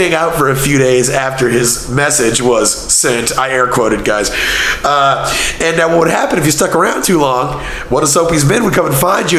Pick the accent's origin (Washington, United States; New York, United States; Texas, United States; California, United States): Texas, United States; Copperas Cove; born or raised there; moved away